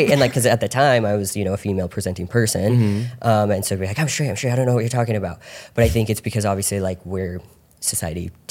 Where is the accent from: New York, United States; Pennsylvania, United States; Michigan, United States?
Pennsylvania, United States; so growing up in the Poconos